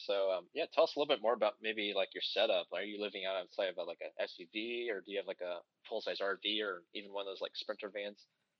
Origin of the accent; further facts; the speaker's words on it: Ohio, United States; I'm from Ohio, and like I haven't really left the state that much in general.